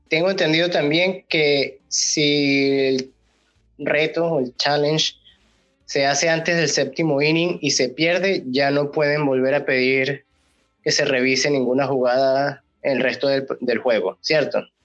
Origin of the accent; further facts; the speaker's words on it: Venezuela; nosotros siendo venezolanos